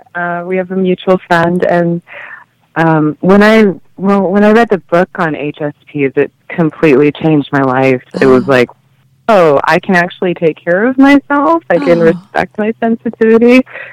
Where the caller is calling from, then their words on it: Denver, Colorado, United States; From the Denver area.